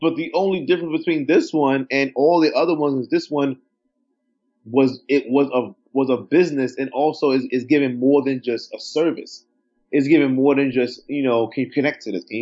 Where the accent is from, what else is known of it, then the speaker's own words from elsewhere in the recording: New York City, New York, United States; I'm from Brooklyn